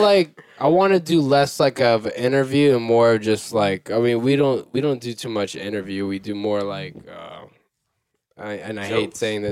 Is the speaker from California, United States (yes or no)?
no; Elizabeth, New Jersey, United States; I'm from Elizabeth.